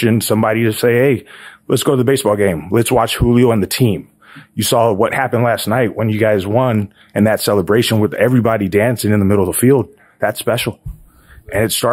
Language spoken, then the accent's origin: English; California, United States; now in Florida, United States; I grew up in California and I live in Florida